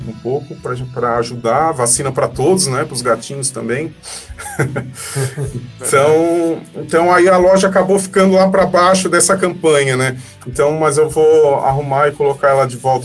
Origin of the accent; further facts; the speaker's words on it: Criciúma, Santa Catarina, Brazil; also born or lived in Laguna; Eu nasci em Criciúma e morei muito tempo em Laguna.